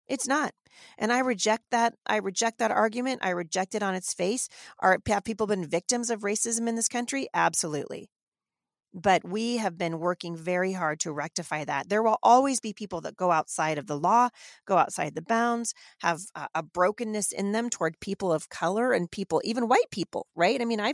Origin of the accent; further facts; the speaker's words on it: Pacific Northwest, United States; So I grew up in the Pacific Northwest, and frankly, I didn't even see the color of other people's skin until somebody pointed it out to me.